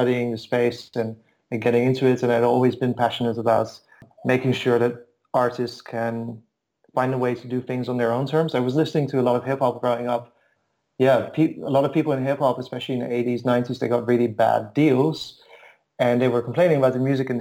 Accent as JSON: {"language": "English", "country": "Netherlands", "also_born_or_lived": "Bulgaria / Istanbul / Moscow", "moved": "yes", "lives_now": "Berlin, Germany", "said": "I've moved around a bit. I'm from Holland."}